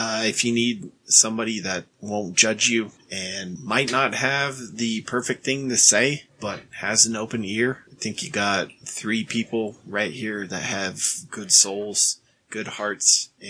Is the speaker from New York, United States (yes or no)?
no; Reno, Nevada, United States; from Reno. I am not the one that went to Galena